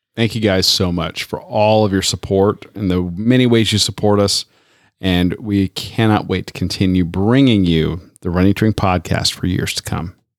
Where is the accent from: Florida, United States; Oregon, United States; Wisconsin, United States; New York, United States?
Florida, United States; Tampa; moved away; my hometown of Tampa, Florida.